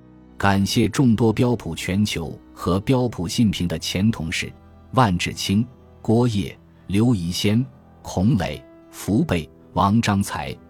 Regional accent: Meizhou, Guangdong, China; now in Beijing, China; 我是客家人，老家是广东梅州的，中学在叶剑英元帅的母校广东梅州市东山中学就读，后来考入中国人民大学。

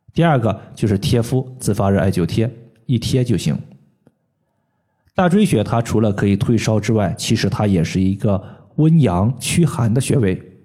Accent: Henan, China; moved away; 我老家呢是在河南

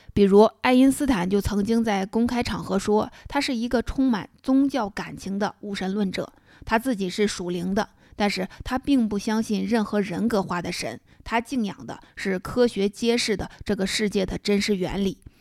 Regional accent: China; 勾股定理是我们中国人的称呼

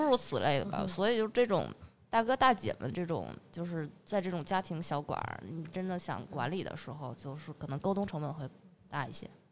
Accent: Northeast China, China; now in Beijing, China; 因为我东北人嘛

